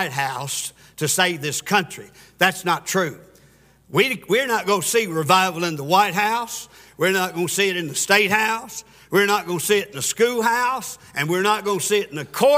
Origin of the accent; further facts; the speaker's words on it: Pulaski, Tennessee, United States; accent: Country hick; I'm from a little town called Pulaski, Tennessee